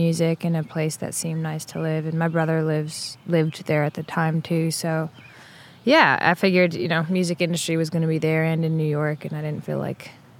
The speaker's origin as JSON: {"language": "English", "town": "Paris", "region": "Île-de-France", "country": "France", "tie": "born or raised there", "also_born_or_lived": "Italy / England", "said": "Yeah, I grew up mostly in Paris. I grew up moving around a little bit in Europe. I was born in Italy and lived in England and Paris and Italy."}